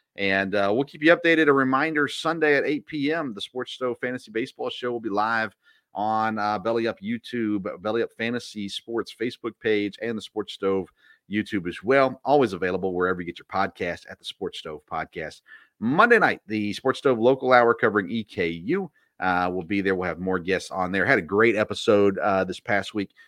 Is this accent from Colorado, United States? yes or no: no; Nashville, Tennessee, United States; I grew up in Nashville or just south of Nashville